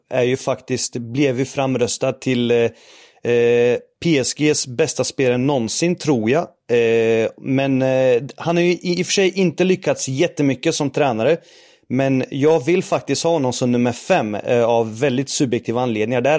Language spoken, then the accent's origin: Swedish; Norrköping, Östergötland, Sweden; Eh, man brukar säga att man hör på min dialekt att jag är från Norrköping